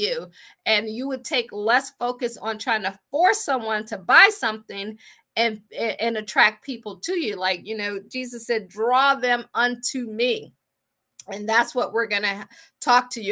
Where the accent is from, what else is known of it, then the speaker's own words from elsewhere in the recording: Akron, Ohio, United States; moved away as an adult; also born or lived in Washington, D.C. / Baltimore / Boston / Pittsburgh; I am from Akron, Ohio